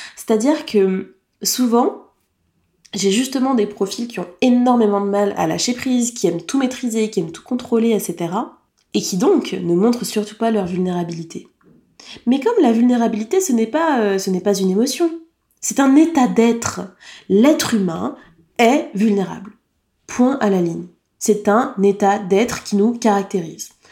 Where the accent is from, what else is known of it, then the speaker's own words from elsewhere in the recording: France; En tant que française